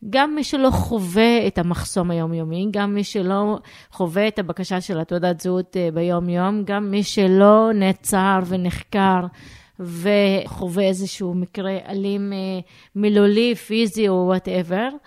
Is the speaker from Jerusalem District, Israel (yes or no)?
yes; Jerusalem, Jerusalem District, Israel; Hebrew is a second language; אני גדלתי בתור אה, ירושלמית, במקום מעורב לגמרי, שיחקתי עם ילדים יהודים, רכשתי עברית מהרחוב